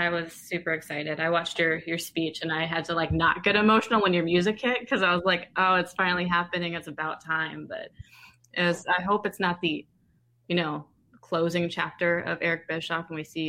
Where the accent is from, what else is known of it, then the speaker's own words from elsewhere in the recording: Fairfax, Virginia, United States; I'm from Virginia. {S2} What part of Virginia? {S6} Fairfax. I'm about 20 miles outside of D.C.